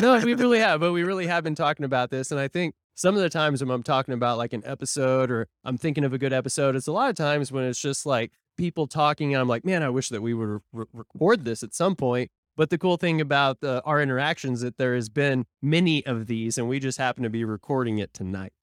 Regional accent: Tulsa, Oklahoma, United States; moved away; I'm from Tulsa

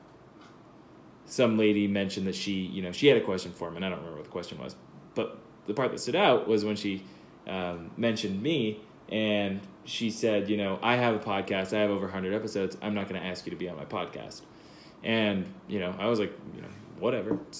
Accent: California, United States; I'm from California

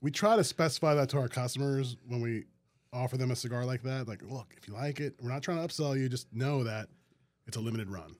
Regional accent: Metairie, Louisiana, United States; also born or lived in New Orleans; now in Baton Rouge, United States; I grew up in Metairie

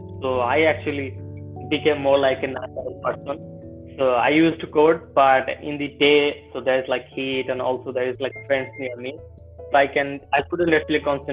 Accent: Bangladesh; I'm from Bangladesh.

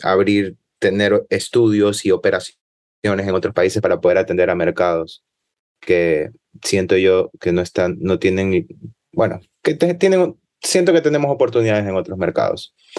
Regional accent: Ecuador

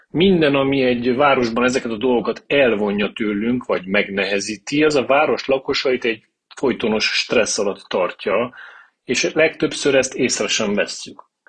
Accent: Târgu Mureș, Mureș County, Romania; also born or lived in Cluj-Napoca; Egyetem után Kolozsvárról hazaköltöztem

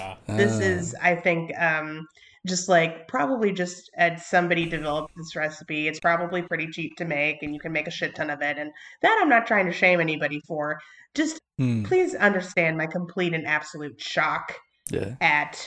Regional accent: Alabama, United States; moved away as an adult; also born or lived in Missouri; I'm from Alabama motherfucking Bama

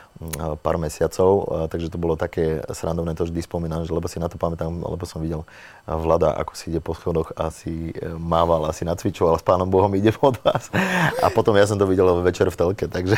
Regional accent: Slovakia; moved away as an adult; also born or lived in Italy; my sme Slováci

